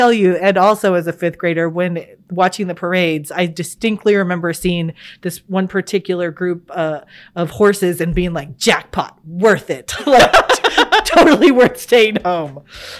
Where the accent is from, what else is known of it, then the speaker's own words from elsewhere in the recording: Arkansas, United States; And I grew up in Arkansas